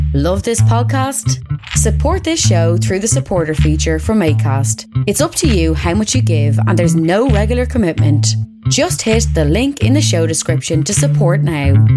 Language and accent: English; County Meath, Leinster, Ireland; we grew up in the same county, County Meath